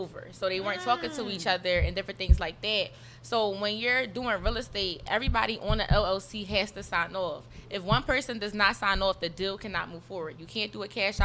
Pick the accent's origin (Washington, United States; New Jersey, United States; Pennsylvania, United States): Pennsylvania, United States; Philadelphia; I'm from North Philadelphia